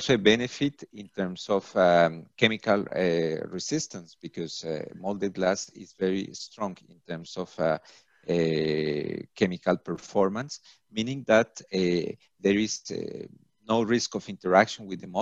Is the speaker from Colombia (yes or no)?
yes; Colombia; now in Paris, France; I am from Colombia